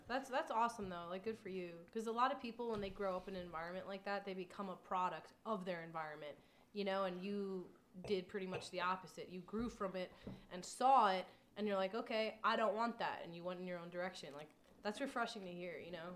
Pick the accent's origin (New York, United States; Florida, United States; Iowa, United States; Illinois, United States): New York, United States; Long Island; moved away; I'm originally from Long Island